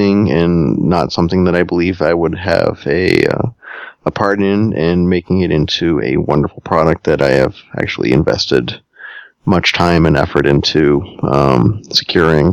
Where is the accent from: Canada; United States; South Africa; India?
United States; Northeast; I'm from the Northeast